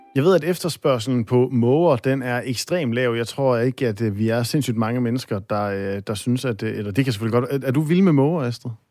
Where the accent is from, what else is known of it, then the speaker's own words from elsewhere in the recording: Aalborg, North Denmark Region, Denmark; Jeg er op fra Aalborg A, som øh, vi, øh, vi siger